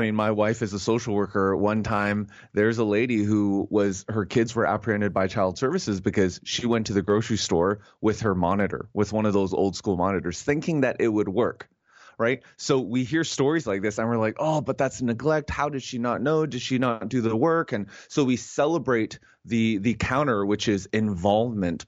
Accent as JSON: {"language": "English", "country": "Canada", "said": "as a Canadian"}